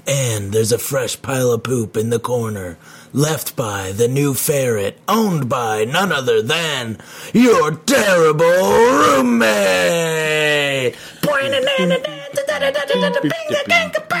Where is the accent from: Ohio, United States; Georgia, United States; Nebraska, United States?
Nebraska, United States; Omaha; moved away; we are in Omaha, Nebraska, my hometown